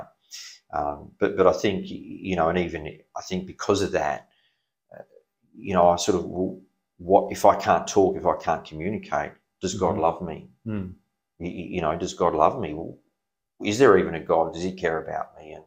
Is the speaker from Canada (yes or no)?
no; Perth, Western Australia, Australia; I was born in Perth, yes. Okay. Yes, born in Perth.